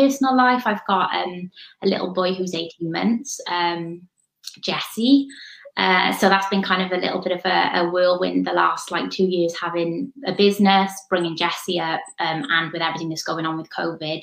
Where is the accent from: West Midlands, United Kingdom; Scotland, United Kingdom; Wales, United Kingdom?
Wales, United Kingdom; Newport; moved away as an adult; also born or lived in Wellington, New Zealand; now in Abergavenny, United Kingdom; I'm originally from Newport in South Wales